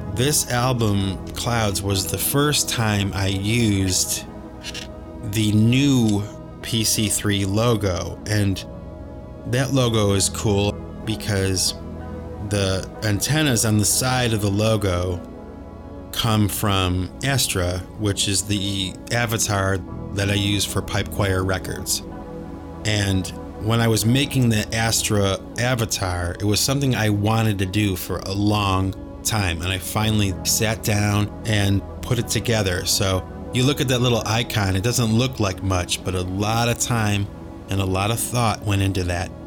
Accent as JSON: {"language": "English", "town": "Cleveland", "region": "Ohio", "country": "United States", "tie": "born or raised there", "said": "We grew up in Cleveland, Ohio"}